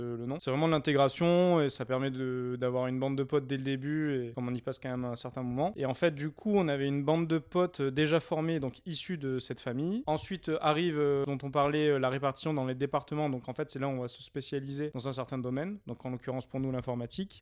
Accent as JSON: {"language": "French", "area": "near Avignon", "region": "Provence-Alpes-Côte d'Azur", "country": "France", "tie": "born or raised there", "moved": "as an adult", "lives_now": "Lyon, France", "said": "Je suis originaire du sud, à côté d'Avignon"}